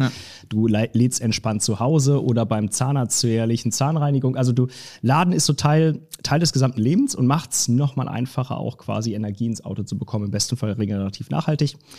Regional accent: Lower Saxony, Germany; moved away as an adult; also born or lived in Cologne / Munich / Stuttgart; now in Frankfurt, Germany; Ich komme eigentlich aus Niedersachsen, ah. also ganz hoch, genau, wo man, wo man quasi das, das reinste Deutsch spricht.

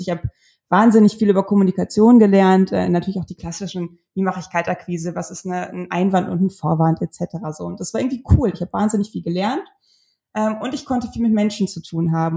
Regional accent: North Rhine-Westphalia, Germany; ich komme aus Ostwestfalen. Wir sind unfassbar konservativ und sicherheitsbewusst.

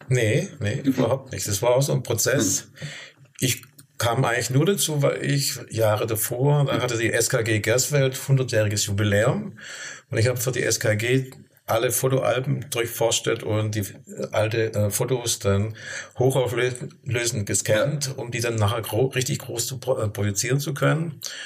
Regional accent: Stuttgart, Baden-Württemberg, Germany; moved away as an adult; now in Rhön, Germany; Ich komme komm aus Stuttgart und meine Frau hat mich vor 35 Jahren in die Rhön gelockt

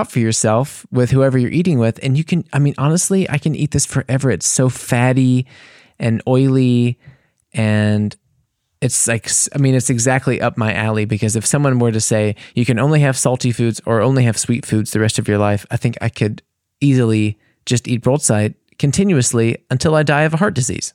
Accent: United States; for me as an American

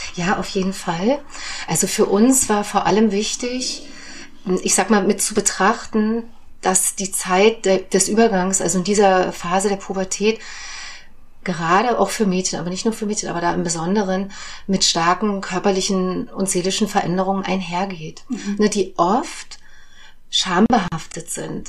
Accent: Germany; ich komme ja aus der DDR

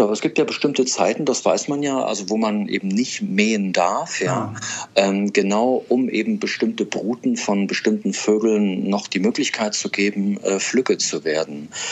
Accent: Germany; bei uns in Deutschland

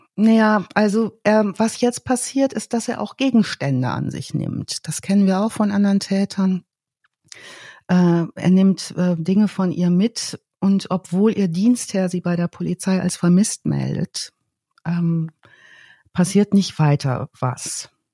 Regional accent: North Rhine-Westphalia, Germany; ich komme aus Ostwestfalen

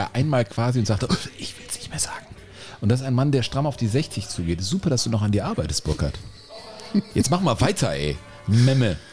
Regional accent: Cologne, North Rhine-Westphalia, Germany; Ich bin auch in Köln geboren

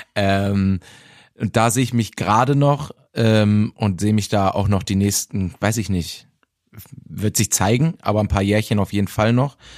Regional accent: Bielefeld, North Rhine-Westphalia, Germany; born or raised there

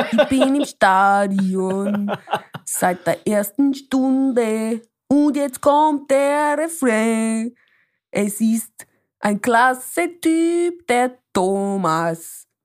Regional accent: Basel, Basel-Stadt, Switzerland; ich komme aus Basel und ich weiß nicht.

